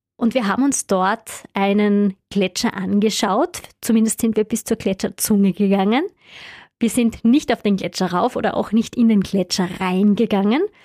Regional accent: Styria, Austria; bei uns in der Steiermark

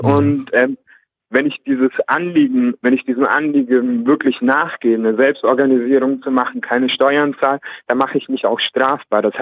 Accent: Nuremberg, Bavaria, Germany; Ich komme aus Nürnberg.

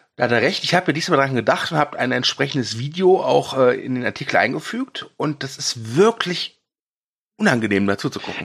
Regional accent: Ruhr area, North Rhine-Westphalia, Germany; ich komme aus dem Pott

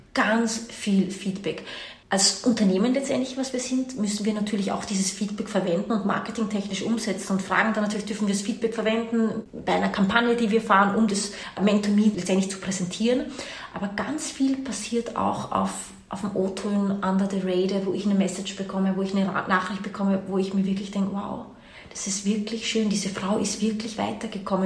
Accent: Austria; also born or lived in Washington / New York / India; Man hört es mir an, deine Hörer werden es mir anhören. Ich bin keine Deutsche, ich bin Österreicherin, meine Mama kommt aber aus Brasilien

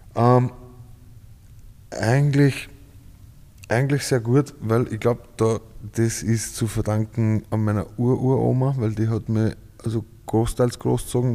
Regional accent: Ried im Innkreis, Upper Austria, Austria; also born or lived in Schärding; now in Vienna, Austria; Scherding und in Ried aufgewachsen

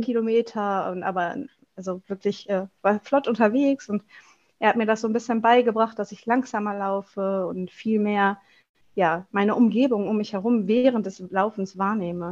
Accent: Wuppertal, North Rhine-Westphalia, Germany; ich komme aus Wuppertal

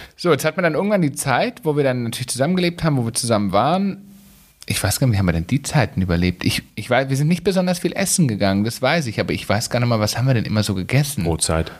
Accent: Swabia, Germany; bei uns im Schwabenland

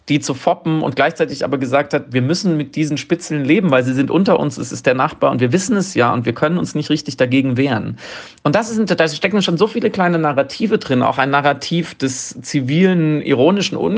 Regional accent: West Germany, Germany; Ich weiß als Westdeutsche viel zu wenig über die ostdeutschen Biografien und Lebensgeschichten

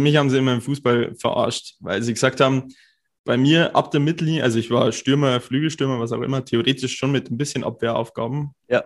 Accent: Cham, Bavaria, Germany; moved away as an adult; also born or lived in Bayreuth; ich komme aus Karm, das ist so zwei Stunden fast weg

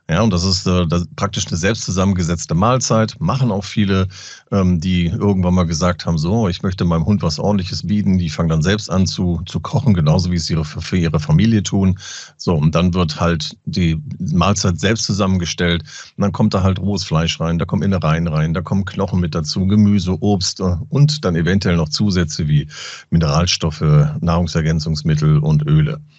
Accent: Lower Saxony, Germany; Moin sagen, ich komme ja aus Ostfriesland.

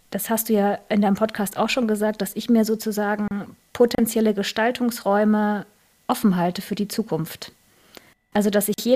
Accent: Northern Germany, Germany; Also ich, äh, ich komme auch aus Norddeutschland, aber ich bin hier sozusagen ähm, hin migriert.

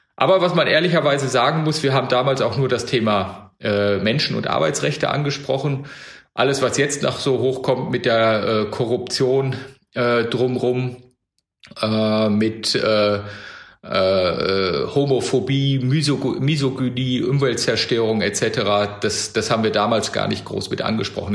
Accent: Bielefeld, North Rhine-Westphalia, Germany; now in Echterdingen, Germany; Ich bin äh, Bielefelder, bin da aufgewachsen

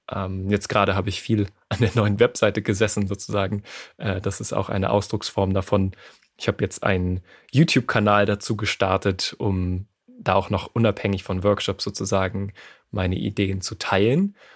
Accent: France; born there; ich bin in Frankreich geboren.

